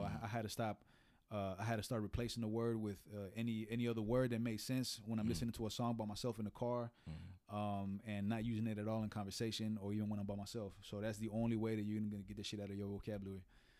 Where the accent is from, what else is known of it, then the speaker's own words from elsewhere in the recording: Houston, Texas, United States; I grew up in Houston.